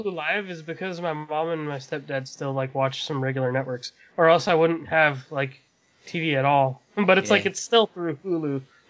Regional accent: hometown near Limoneira Ranch, California, United States; the Chipotle commercial was filmed right in my hometown where all the orchards are and stuff.

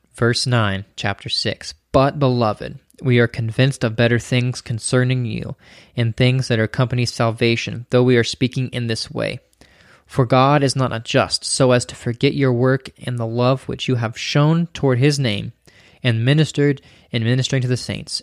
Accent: United States; we, as an American individualistic society

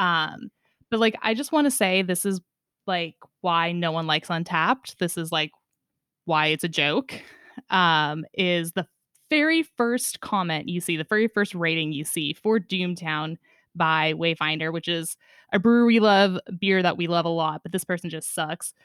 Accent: Sonoma County, California, United States; growing up in Sonoma County in California

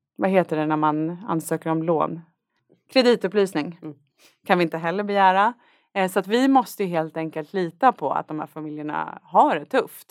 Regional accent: Värmdö, Stockholm County, Sweden; född och uppvuxen på Värmdö

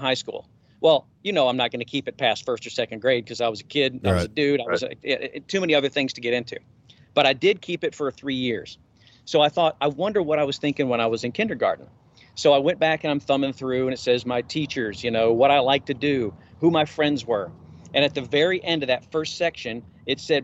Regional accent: Memphis, Tennessee, United States; I'm from Memphis.

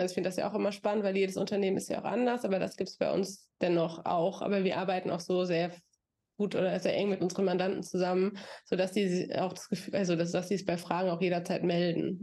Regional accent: near Aschaffenburg, Bavaria, Germany; also born or lived in Florida; now in Frankfurt, Germany; ich bin in Aschaffenburg zur Schule gegangen, da ich aus der Nähe komme

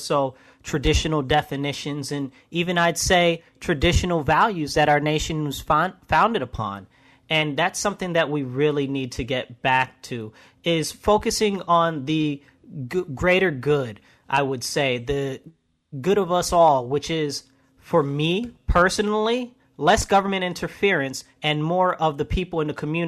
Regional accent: Rochester, New York, United States; also born or lived in Brooklyn, New York; Originally, I was born in Brooklyn, but I've been in Rochester since I was about 5

